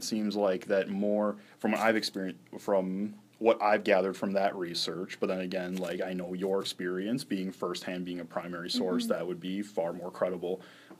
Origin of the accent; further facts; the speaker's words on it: Portage, Wisconsin, United States; I know growing up in Portage, Wisconsin, we have plenty of those set of houses.